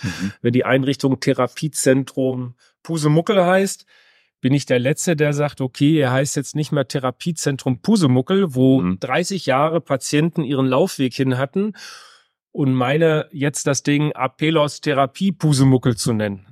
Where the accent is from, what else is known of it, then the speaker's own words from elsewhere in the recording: North Rhine-Westphalia, Germany; komme gebürtig aus Westfalen